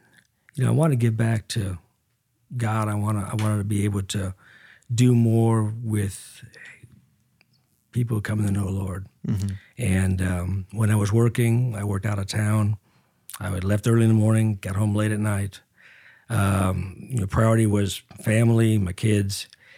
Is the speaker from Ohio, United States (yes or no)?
no; Oak Park, Illinois, United States; I am a Yankee from Chicago, actually Oak Park, Illinois.